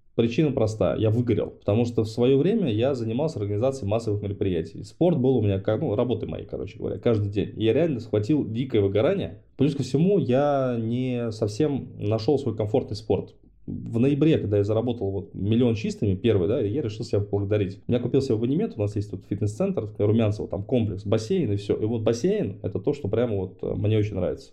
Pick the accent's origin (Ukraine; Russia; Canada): Ukraine; Dnipro, Dnipropetrovsk Oblast; moved away; Я сам э, родился в Днепре, то есть я там ну, Украина для меня это родина. Я там все детство провел.